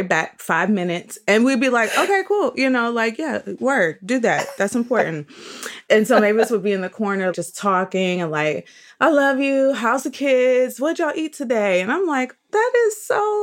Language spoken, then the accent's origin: English; Michigan, United States; growing up in Michigan, like me